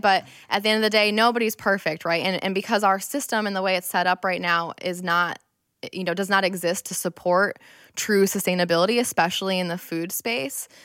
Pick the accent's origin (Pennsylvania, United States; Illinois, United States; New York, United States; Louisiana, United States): New York, United States; Rochester; I'm born and raised in Rochester